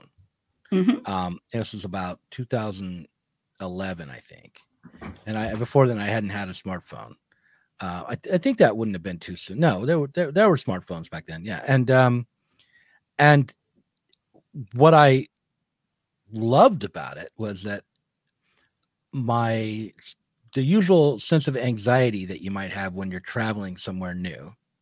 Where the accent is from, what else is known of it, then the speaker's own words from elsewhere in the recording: United States; accent: American; my American accent